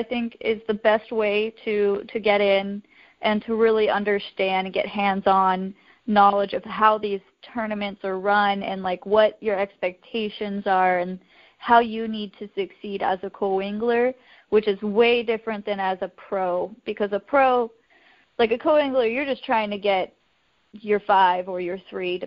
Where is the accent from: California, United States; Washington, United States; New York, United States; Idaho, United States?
Idaho, United States; I grew up in Idaho